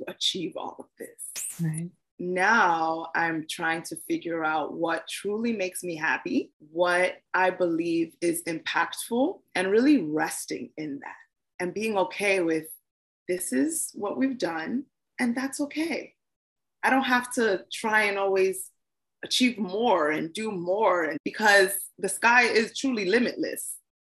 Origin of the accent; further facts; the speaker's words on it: Nigeria; I am a Nigerian girl